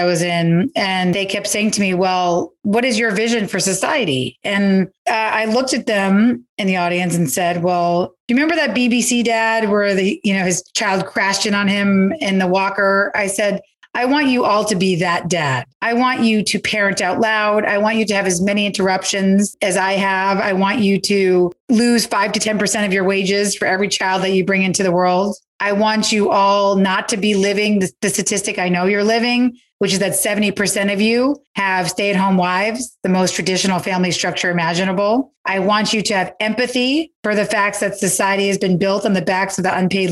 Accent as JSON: {"language": "English", "town": "New York City", "region": "New York", "country": "United States", "tie": "born or raised there", "said": "when I was a kid and growing up in the Lower East Side"}